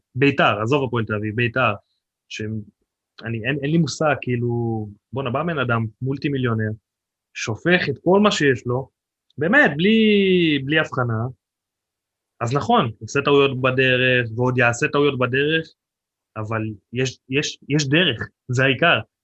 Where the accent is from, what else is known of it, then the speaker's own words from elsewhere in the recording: the Krayot, Haifa District, Israel; now in Nesher, Israel; אני לא חיפאי, אני במקור קרייתי